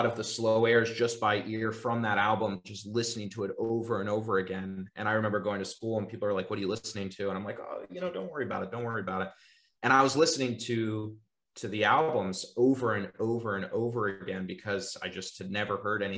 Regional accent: Naples, Florida, United States; I grew up in South Florida

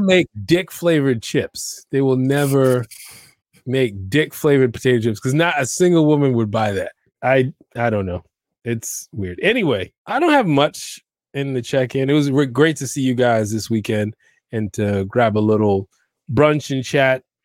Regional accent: New York, United States; growing up in New York

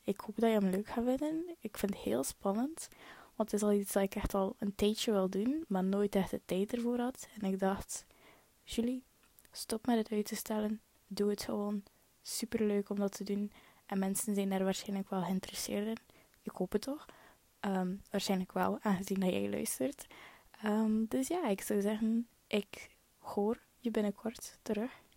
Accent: Hulste, West Flanders, Belgium; accent: West Flemish; ik ben afkomstig van Hullegem. Hullegem dat ligt eigenlijk een beetje langs de kanten van Kortrijk, West-Vlaanderen. Dat zal je waarschijnlijk wel nog beginnen horen aan mijn West-Vlaams accent

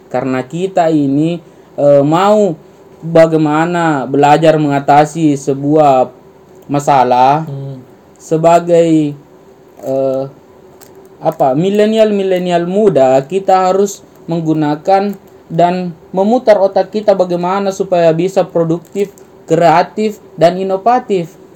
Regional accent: Makassar, South Sulawesi, Indonesia; tapi kita tidak boleh melupakan eh, bahasa budaya kita juga dalam hal ini saya sebagai orang Makassar ya bahasa Makassar.

